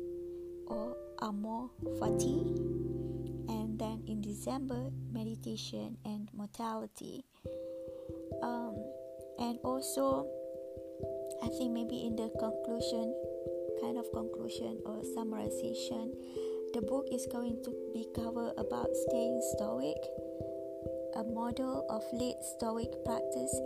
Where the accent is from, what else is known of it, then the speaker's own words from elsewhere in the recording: Malaysia; I grew up in Malaysia.